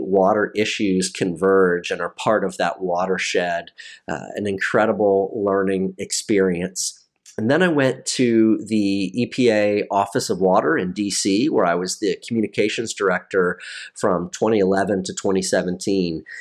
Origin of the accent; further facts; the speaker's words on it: Maryland, United States; moved away as an adult; also born or lived in North Carolina / Washington, D.C. / Hawaii / Annapolis; my home state of Maryland